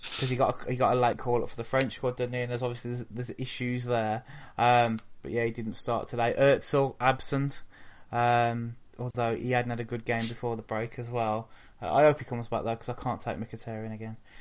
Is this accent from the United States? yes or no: no; Wolverhampton, West Midlands, United Kingdom; moved away; I'm from Wolverhampton. I don't live there anymore because it's a shithole.